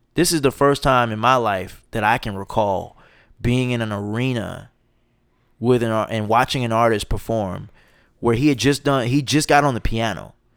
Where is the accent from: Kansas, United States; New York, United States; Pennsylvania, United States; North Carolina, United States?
North Carolina, United States; Charlotte; also born or lived in Roanoke, Virginia; I grew up in Charlotte, North Carolina. That's where I live now.